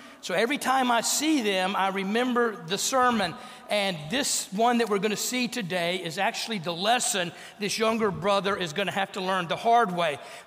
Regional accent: North Louisiana, United States; growing up in North Louisiana

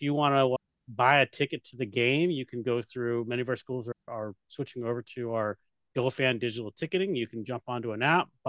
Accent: Washington, United States; also born or lived in Key West, Florida / Rota, Spain / Fairbanks, Alaska; my dad retired out here when I was 10, and I started elementary school out here and went through high school out here

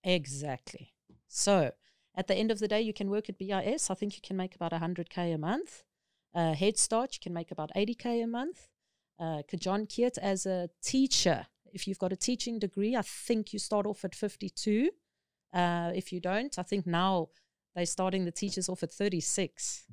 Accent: South Africa; moved away as an adult; now in Thailand; as a South African, because we considered non-native speakers here, they require this from you.

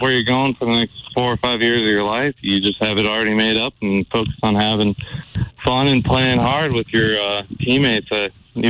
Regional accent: Bozeman, Montana, United States; it's in my hometown, and I love Bozeman.

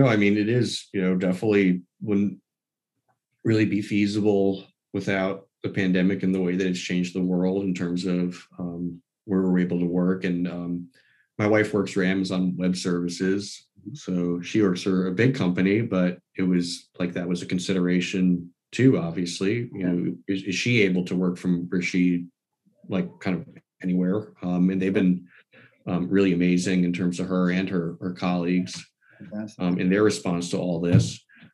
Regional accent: New York, United States; born there; And I was born in New York

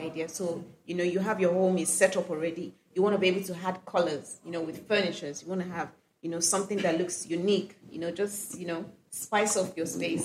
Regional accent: Kano, Kano State, Nigeria; I grew up in Kano. I was born in Kano

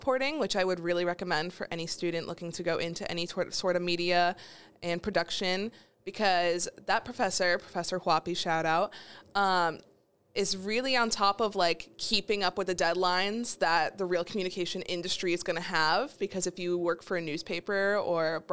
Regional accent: New Hampshire, United States; I am from New Hampshire.

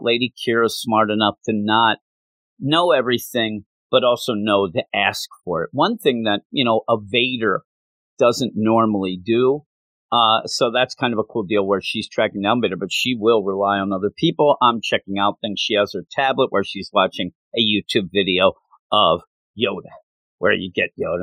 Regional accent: Quakertown, Pennsylvania, United States; we moved to where we ended up really growing up in Quakertown

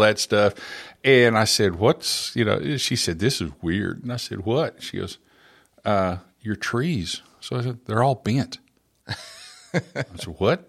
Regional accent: Oklahoma, United States; moved away as an adult; now in Middle Tennessee, United States; I grew up in Oklahoma and, uh, all over the state

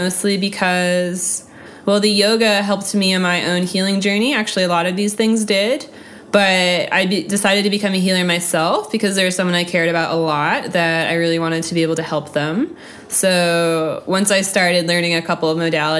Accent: North Carolina, United States; moved away as an adult; also born or lived in Germany; now in Atlanta, United States; I grew up in North Carolina, and then I went to Germany for a year, and then I moved here after.

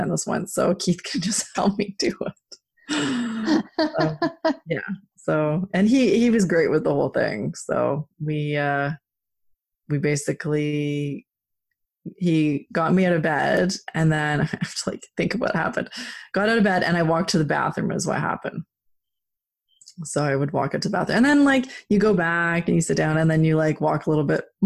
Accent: Canada; being Canadian

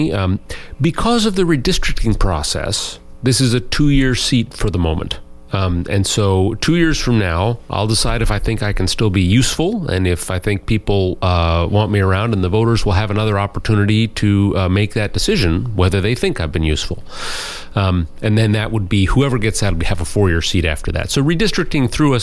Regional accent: Anchorage, Alaska, United States; now in Juneau, United States; I actually was born and raised in Anchorage originally

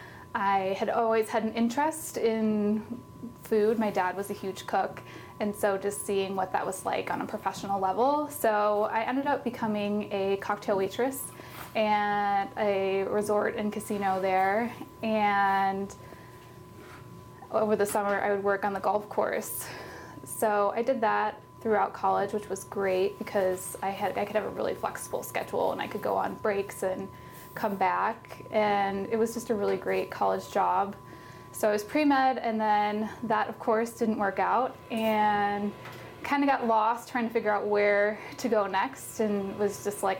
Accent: Chicago, Illinois, United States; moved away as an adult; also born or lived in Iowa; now in Oregon, United States; I was born and raised in Chicago, in the city, in the Northwest Side.

